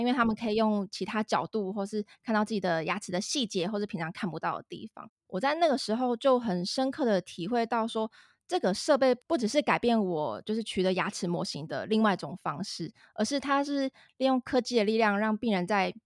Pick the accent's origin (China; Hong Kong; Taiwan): Taiwan; Zhongli, Taoyuan; 我跟Bill都是算是在 桃园土生土长的